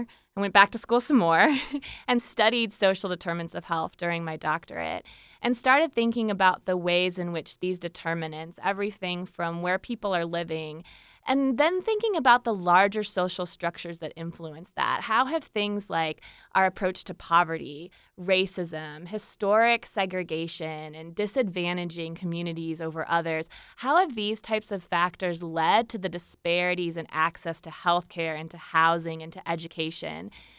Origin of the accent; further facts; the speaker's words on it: Iowa, United States; I had the pleasure of volunteering at a free clinic in my hometown in Iowa